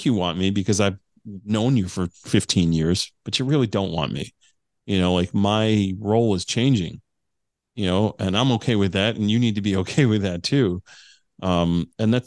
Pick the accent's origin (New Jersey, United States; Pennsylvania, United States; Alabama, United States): New Jersey, United States; I'm a kid from New Jersey who never even served in law enforcement